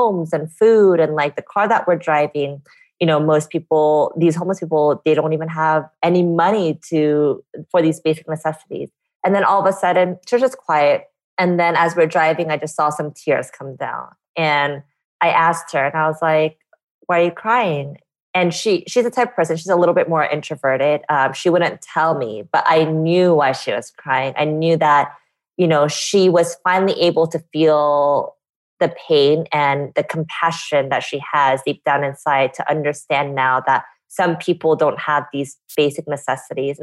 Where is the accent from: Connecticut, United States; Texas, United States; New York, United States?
Texas, United States; Fort Worth; I was born in Fort Worth, Texas